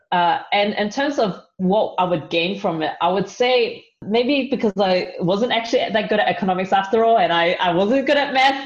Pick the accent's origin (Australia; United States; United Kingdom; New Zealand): New Zealand; moved away; I'm from New Zealand